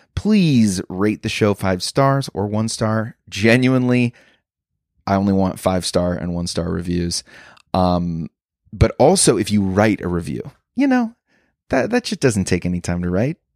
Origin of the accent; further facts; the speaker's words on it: Chicago, Illinois, United States; I'm a comedian from Chicago